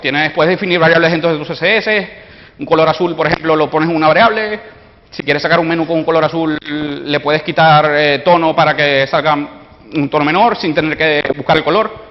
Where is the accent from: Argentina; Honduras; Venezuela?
Venezuela; soy venezolano, por si notan el acento